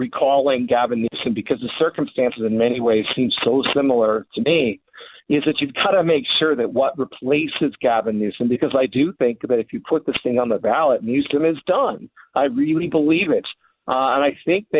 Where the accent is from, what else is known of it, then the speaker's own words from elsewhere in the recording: California, United States; I grew up in California